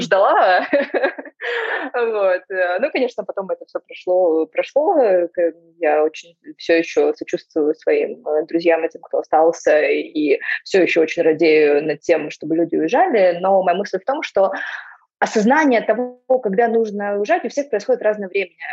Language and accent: Russian; Donetsk, Donetsk Oblast, Ukraine; moved away as an adult; also born or lived in Zaporizhzhia / Moscow; я выросла и родилась в Донецке, и я жила там до начала Первой войны